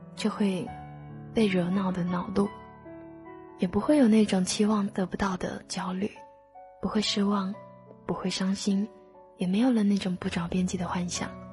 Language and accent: Chinese; the South, southern China, China; 身为一个南方人，二十几年都没有见过雪